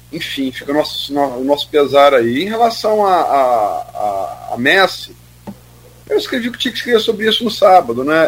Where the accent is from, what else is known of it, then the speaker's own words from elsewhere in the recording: Brazil; sou brasileiro.